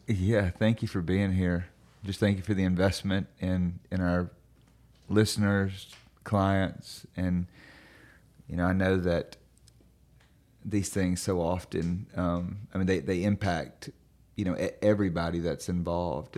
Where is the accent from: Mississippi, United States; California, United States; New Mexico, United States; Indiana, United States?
Mississippi, United States; I'm from Mississippi